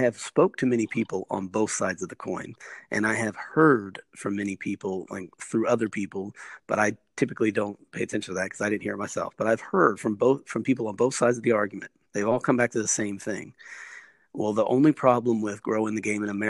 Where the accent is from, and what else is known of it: United States; moved away as an adult; now in Australia